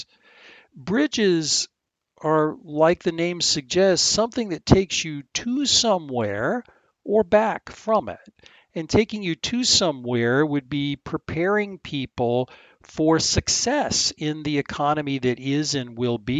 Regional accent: Apopka, Florida, United States; I grew up in the middle of nowhere, a little town called Apopka, Florida

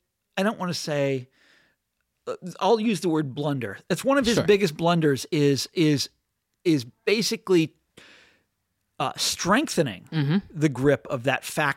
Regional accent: Chicago, Illinois, United States; So then comes this silver-tongued orator from Illinois, Barack Obama, who I was from Chicago.

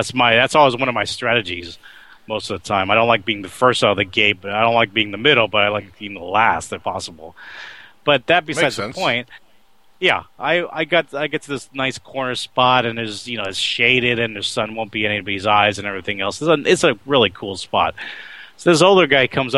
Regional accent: Oakland, California, United States; also born or lived in New York City, New York, United States; my being raised in Oakland

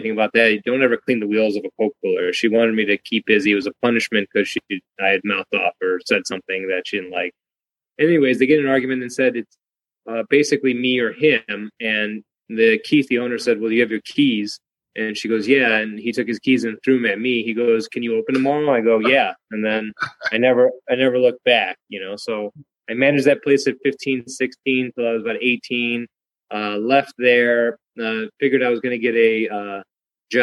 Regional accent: Streamwood, Illinois, United States; moved away as an adult; now in Detroit area, United States; originally from kind of like Streamwood, Schaumburg area, Hanover Park

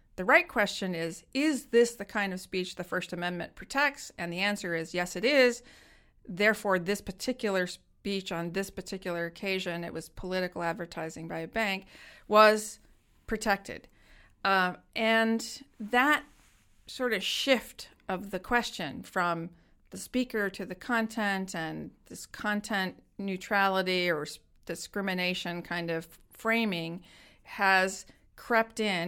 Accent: United States; growing up in America

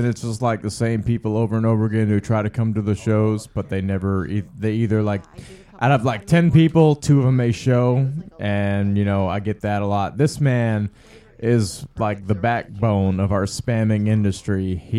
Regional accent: Jonesboro, Arkansas, United States; I'm from Jonesboro.

